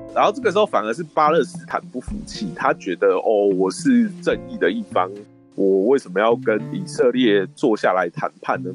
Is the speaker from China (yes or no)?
no; Taiwan; 不分党派，我们都是台湾人啊